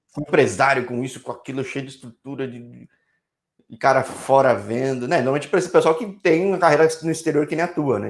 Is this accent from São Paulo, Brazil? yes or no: yes; São Paulo, Brazil; Eu sou de São Paulo